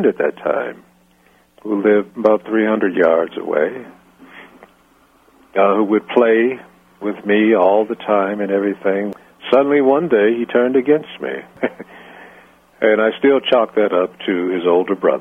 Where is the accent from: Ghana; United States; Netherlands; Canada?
United States; Pennsylvania; also born or lived in New Castle, Pennsylvania; I was born in Pennsylvania, across the river from Pittsburgh.